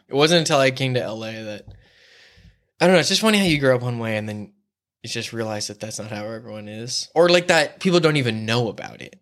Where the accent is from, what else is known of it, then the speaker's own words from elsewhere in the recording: La Mesa, California, United States; moved away as an adult; now in Los Angeles, United States; I grew up in La Mesa by Mount Helix